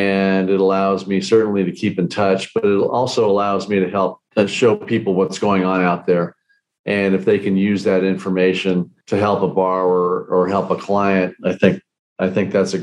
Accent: California, United States; moved away as an adult; I was brought up in California

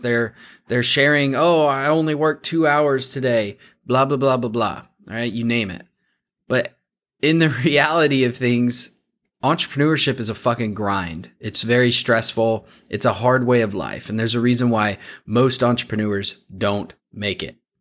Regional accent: Warsaw, Indiana, United States; I grew up just outside of Warsaw.

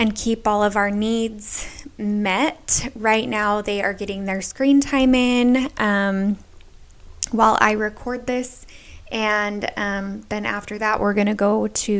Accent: Utah, United States; moved away as an adult; now in North Carolina, United States; we are originally from Utah

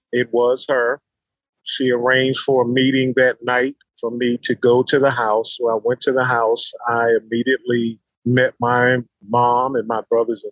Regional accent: Philadelphia, Pennsylvania, United States; now in North Carolina, United States; I currently live in North Carolina. I'm originally from Philadelphia, Pennsylvania

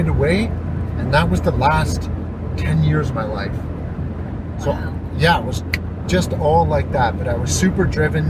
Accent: Sault Ste. Marie, Ontario, Canada; moved away as an adult; now in Fort Nelson, Canada; So I come from Sault Ste. Marie, Ontario, born and raised. I lived there until, 2011.

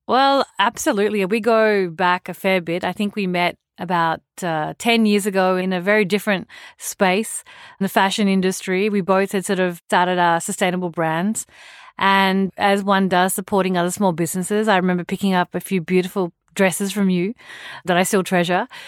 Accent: Australia; moved away as an adult; also born or lived in India; I grew up in Australia

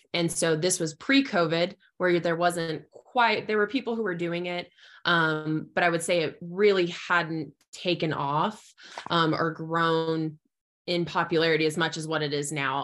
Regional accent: southeastern Arizona, United States; moved away as an adult; also born or lived in eastern Oklahoma / Lubbock, Texas / Amarillo, Texas; now in Clovis, New Mexico, United States; I am originally from Arizona, so I was born and raised in southeastern Arizona

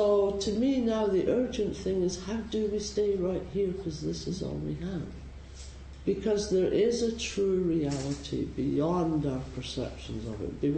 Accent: Scotland, United Kingdom; now in San Francisco, United States; I'm Scottish

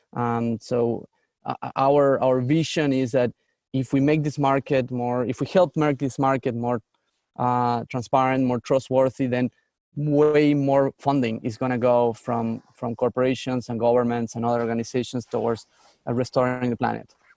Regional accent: San Miguel de Tucumán, Tucumán, Argentina; moved away as an adult; also born or lived in Barcelona, Spain; now in United States; I grew up in the north of Argentina, in, in a place called Tucumán

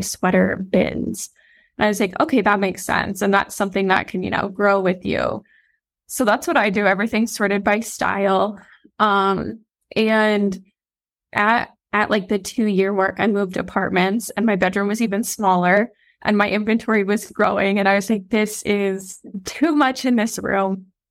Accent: Iowa, United States; I'm a girl from Iowa

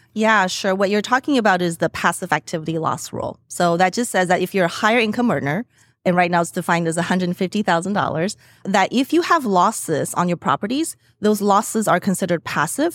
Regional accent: Las Vegas, Nevada, United States; moved away; I'm from Las Vegas mm-hmm. originally

